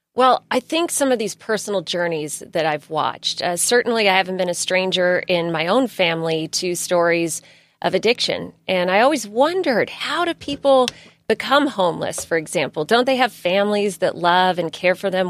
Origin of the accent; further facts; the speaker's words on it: San Diego County, California, United States; I grew up in San Diego County, and I grew up with a single mother